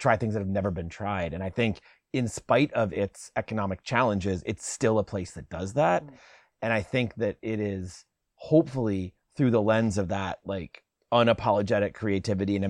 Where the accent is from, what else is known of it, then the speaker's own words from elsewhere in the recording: Chicago, Illinois, United States; moved away as an adult; also born or lived in Olympia, Washington; now in Seattle, United States; I moved here in 95. I grew up in Chicago